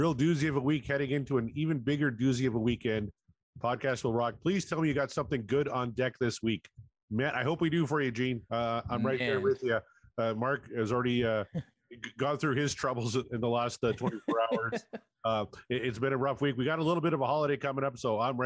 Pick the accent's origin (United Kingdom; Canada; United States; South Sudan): Canada; I'm Canadian.